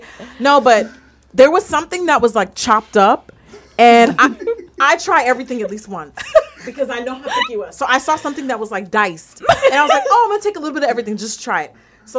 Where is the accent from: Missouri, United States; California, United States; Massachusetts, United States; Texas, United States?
California, United States; La Puente; I grew up in La Puente